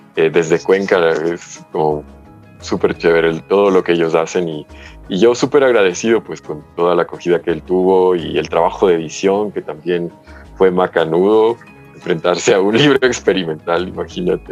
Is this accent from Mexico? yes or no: no; United States; moved away; yo crecí en Estados Unidos